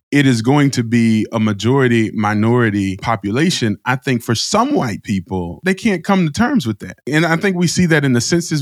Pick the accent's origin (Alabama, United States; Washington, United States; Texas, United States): Alabama, United States; I'm from Alabama